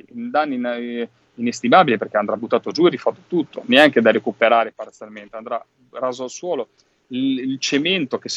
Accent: Liguria, Italy; Io vengo dalla Liguria, lo sapete, lo diciamo sempre

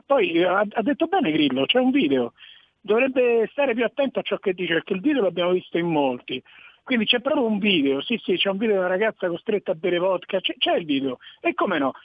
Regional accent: Rome, Lazio, Italy; io sono di Roma

